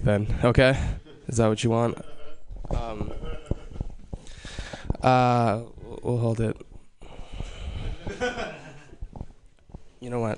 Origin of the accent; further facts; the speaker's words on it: Hawaii, United States; moved away; I was born and raised in Hawaii